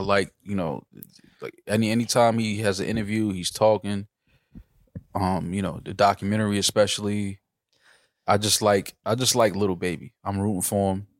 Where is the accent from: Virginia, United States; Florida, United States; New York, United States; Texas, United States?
New York, United States; New York City; as a New Yorker